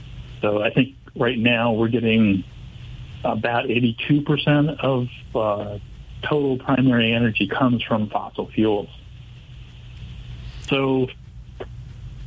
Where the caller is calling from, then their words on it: Carrboro, North Carolina, United States; also born or lived in Massachusetts; I'm in Carrboro, North Carolina.